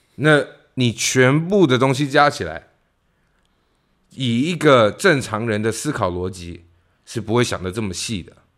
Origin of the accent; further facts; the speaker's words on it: Taiwan; moved away; 台湾的所谓的草莓族